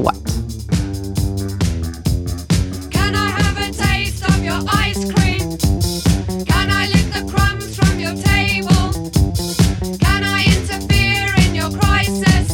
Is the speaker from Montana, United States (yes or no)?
no; New York City, New York, United States; I grew up in Manhattan, you know, New York City